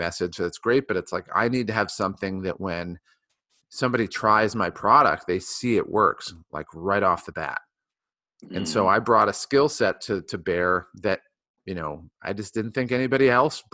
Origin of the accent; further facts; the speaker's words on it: Ohio, United States; I grew up in Ohio